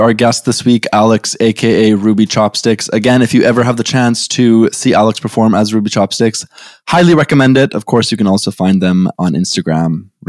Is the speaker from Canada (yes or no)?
yes; Canada; Yeah, of course it's .ca because we are proudly Canadian, but we are not patriots.